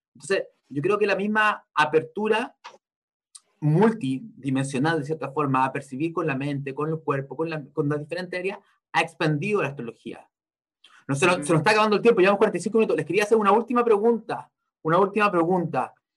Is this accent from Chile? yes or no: yes; Chile; Yo nací en el año 82, básicamente yo me tocó vivir cuando era chico crisis en Chile, con lo de la dictadura, el retorno a la democracia